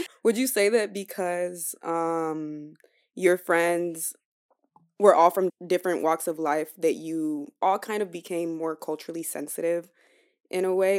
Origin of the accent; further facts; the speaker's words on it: Nigeria; I'm Nigerian.